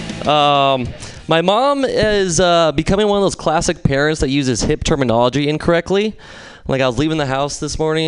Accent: San Luis Obispo, California, United States; I'm from San Luis Obispo

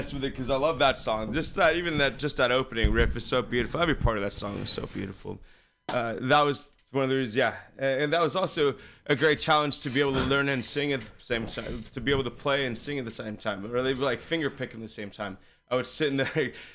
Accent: San Carlos, California, United States; I'm from San Carlos, just out on the peninsula.

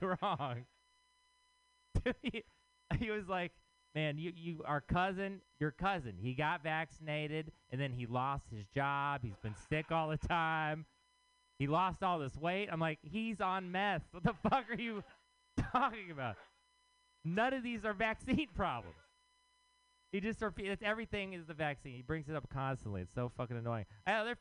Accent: Texas, United States; now in San Francisco, United States; I am from Texas

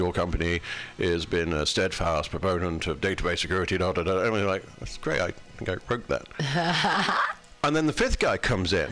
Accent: United Kingdom; I'm British

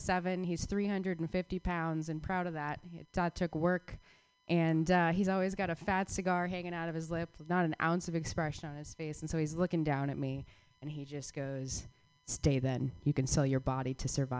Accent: Phoenix, Arizona, United States; moved away; I grew up in Phoenix, Arizona

